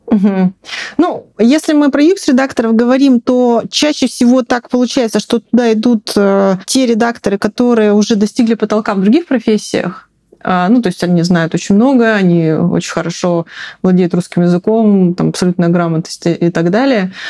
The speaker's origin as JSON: {"language": "Russian", "region": "Siberia", "country": "Russia", "moved": "yes", "said": "я из Сибири, и мы говорили мультифора."}